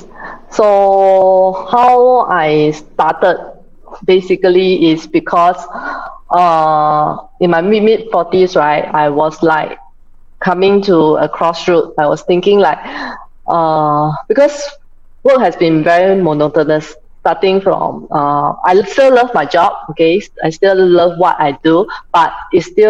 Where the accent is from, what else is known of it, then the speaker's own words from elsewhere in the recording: Singapore; So I'm from Singapore. So how I started? I grew up in the typical Singaporean family of four.